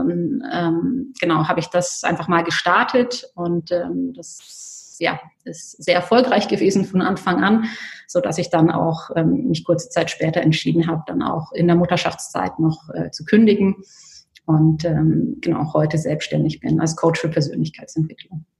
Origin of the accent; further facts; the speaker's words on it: Bayreuth, Bavaria, Germany; moved away as an adult; now in Horgen, Switzerland; ich selbst komme aus Bayreuth, ähm, also das ist der Nordosten von Bayern